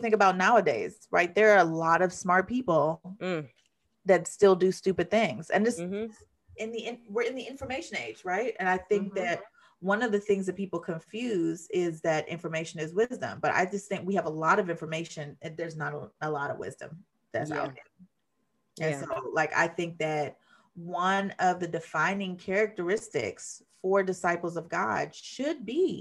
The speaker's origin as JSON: {"language": "English", "country": "Jamaica", "said": "I'm Jamaican, and so I don't just say kiss"}